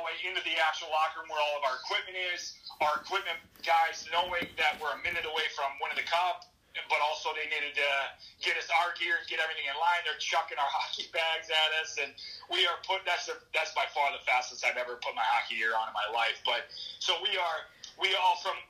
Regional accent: St. Louis, Missouri, United States; moved away; also born or lived in Chicago; I was lucky enough to play in my hometown

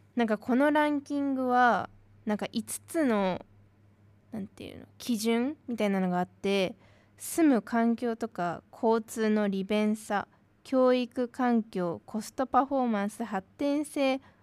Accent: Machida, Tokyo, Japan; 私の地元東京都町田市

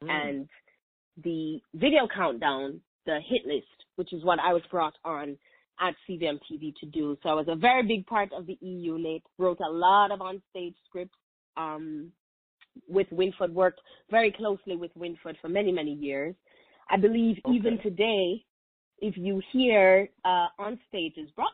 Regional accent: Kingston, Jamaica; moved away as an adult; I was born and raised in Kingston, Jamaica

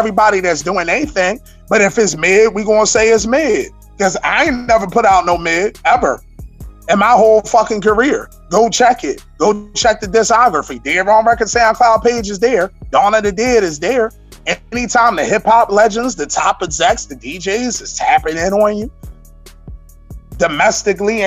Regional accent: Philadelphia, Pennsylvania, United States; I'm from West Philadelphia

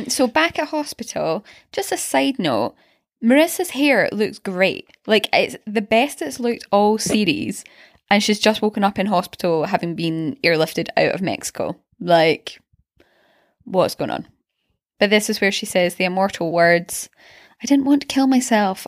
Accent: Glasgow, Scotland, United Kingdom; in Glasgow, um, we had the private school, which was round the corner from us

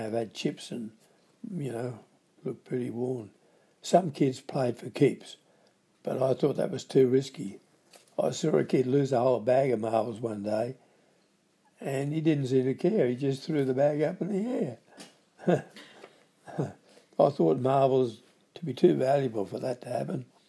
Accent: Grafton, New South Wales, Australia; born or raised there

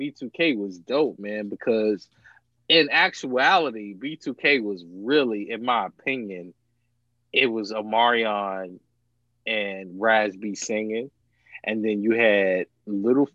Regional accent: Virginia, United States; I'm from Virginia

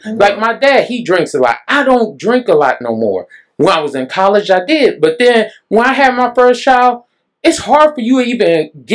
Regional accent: Dallas, Texas, United States; also born or lived in Mesquite, Texas / Oak Cliff, Dallas; I grew up in Pleasant Grove, and I lived in Mesquite, then moved to North Dallas, then moved back to Pleasant Grove, then stayed in Oak Cliff

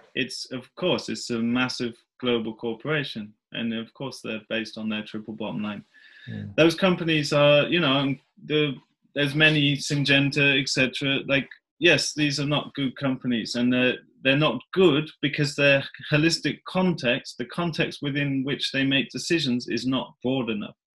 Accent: England, United Kingdom; moved away as an adult; now in Värmland, Sweden; I grew up in England

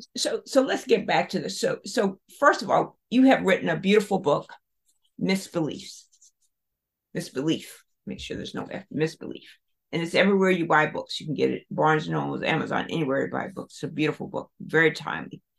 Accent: South Carolina, United States; growing up in South Carolina, Baltimore

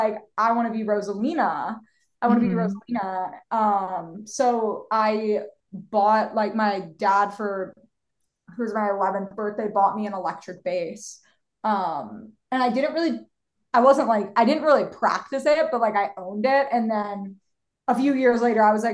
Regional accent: Philadelphia, Pennsylvania, United States; moved away as an adult; now in Los Angeles, United States; I am from Philadelphia, born and raised

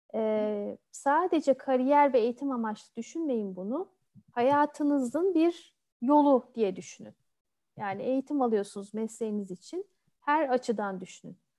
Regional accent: Turkey; moved away as an adult; also born or lived in Odense, Denmark / Bordeaux, France; Türkiye'de doğdum, büyüdüm.

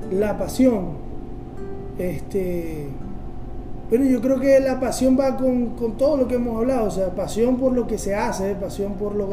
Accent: Maracaibo, Zulia, Venezuela; no, pero yo soy de Maracaibo, y yo soy más maracucho que el puente.

